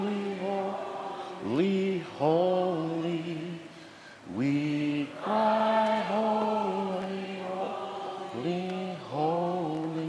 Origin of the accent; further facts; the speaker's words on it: Nigeria; moved away; Originally, I'm from Nigeria, but I'm here right now.